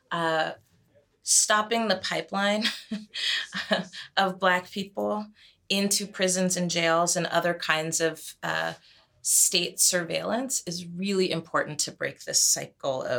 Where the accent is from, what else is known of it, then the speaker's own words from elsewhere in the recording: Marin County, California, United States; I grew up in Marin County